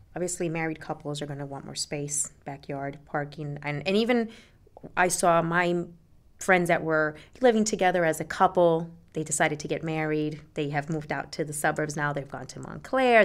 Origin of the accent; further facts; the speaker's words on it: Puerto Rico; now in Jersey City, United States; I lived there till I was eight, and I grew up in Puerto Rico.